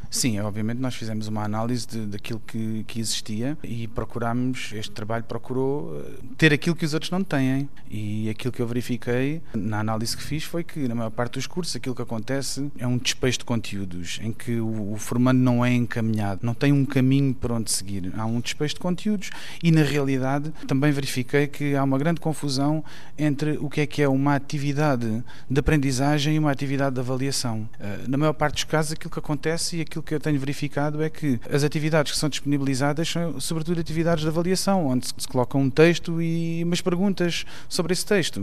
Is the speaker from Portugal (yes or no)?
yes; Portugal; nosso país